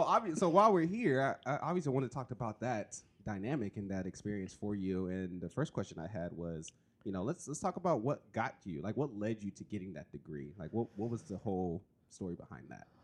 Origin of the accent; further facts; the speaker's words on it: California, United States; now in Oregon, United States; I'm from California